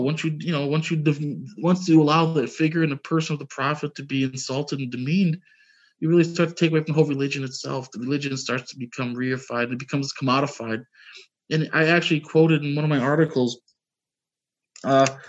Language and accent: English; United States; As a kid growing up, I remember, I grew up in the United States, was mostly Christian